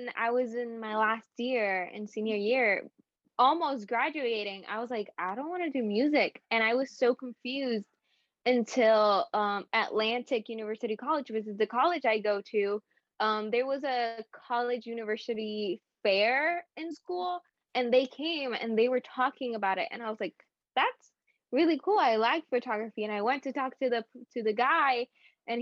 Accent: Puerto Rico; I'm from Puerto Rico

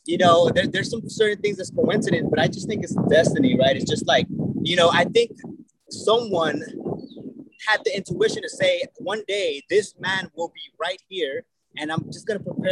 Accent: Bakersfield, California, United States; moved away as an adult; also born or lived in San Diego, California; now in San Francisco, United States; I'm originally from Bakersfield, California.

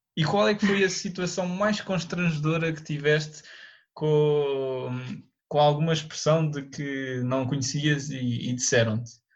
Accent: Lisbon, Portugal; Sou de Lisboa

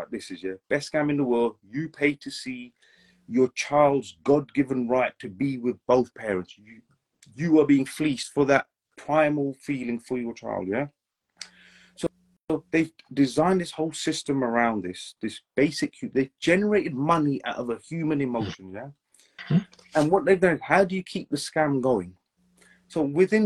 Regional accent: England, United Kingdom; I was born and raised in England

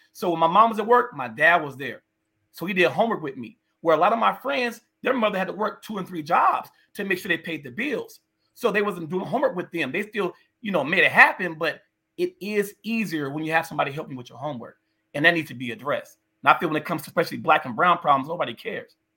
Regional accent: North Las Vegas, Nevada, United States; I literally grew up, born and raised in the city of North Las Vegas.

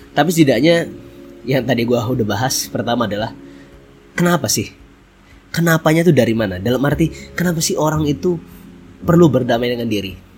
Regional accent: Bontang, East Kalimantan, Indonesia; Hari ini gue lagi ada di Bontang, Kalimantan Timur. Ya, bener banget. Tentunya ini adalah kampung halaman gue. Ini adalah tempat lahir gue yaitu di Bontang.

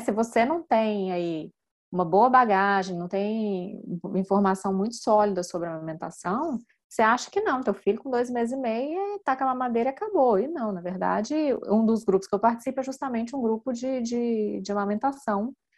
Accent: Minas Gerais, Brazil; moved away as an adult; now in France; eu sou de Minas, meu marido é capixaba

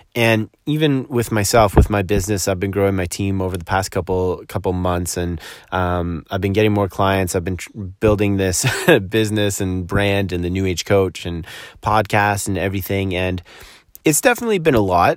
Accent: Collingwood, Ontario, Canada; moved away; here in my hometown of Collingwood, Ontario

